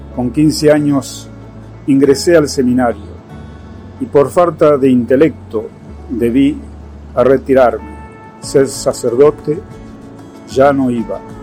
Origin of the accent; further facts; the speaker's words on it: Nogoyá, Entre Ríos, Argentina; now in Buenos Aires, Argentina; Nací en Entre Ríos, Argentina.